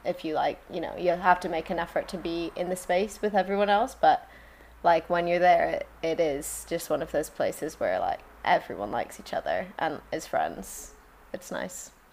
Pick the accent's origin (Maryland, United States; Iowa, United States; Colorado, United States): Colorado, United States; also born or lived in London; now in Margate, United Kingdom; I'm from Colorado originally